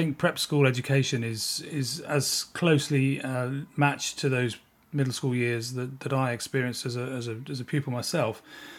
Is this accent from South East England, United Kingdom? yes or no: yes; South East England, United Kingdom; And as a pupil growing up in North Kent, I was fortunate enough to attend a middle school.